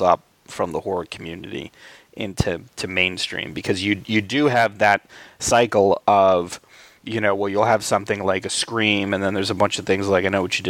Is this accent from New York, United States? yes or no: yes; Albany, New York, United States; growing up in Albany, New York